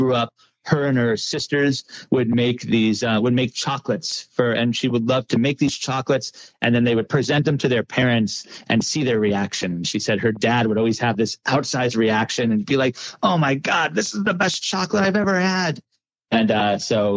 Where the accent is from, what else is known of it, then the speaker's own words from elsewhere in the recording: Long Island, New York, United States; moved away as an adult; now in New Orleans, United States; I'm from Long Island originally